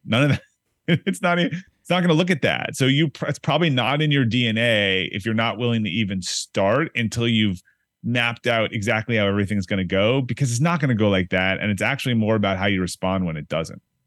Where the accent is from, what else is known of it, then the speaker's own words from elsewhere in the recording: Boston, Massachusetts, United States; also born or lived in Brookline, Massachusetts / Newton, Massachusetts / Arlington, Virginia; now in Needham, United States; I'm from Boston